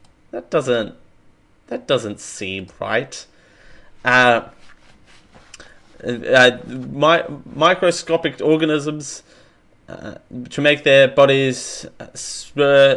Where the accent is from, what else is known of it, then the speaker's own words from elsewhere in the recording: Australia; I am Australian